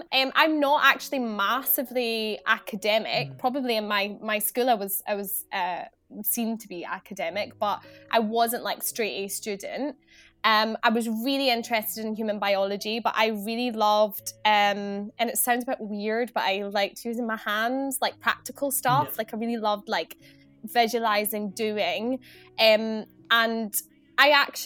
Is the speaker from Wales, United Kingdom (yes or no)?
no; Scotland, United Kingdom; moved away as an adult; also born or lived in Glasgow; now in England; I come from Scotland. I'm based down south now